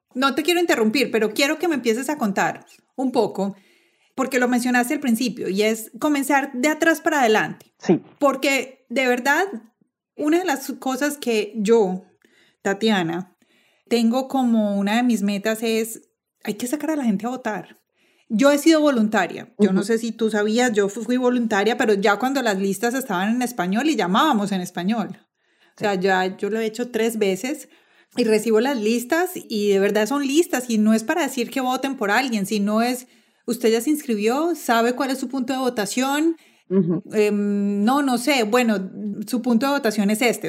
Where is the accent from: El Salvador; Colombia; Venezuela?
Colombia; moved away as an adult; now in United States; yo soy colombiana, llegué a este país hace unos 11 años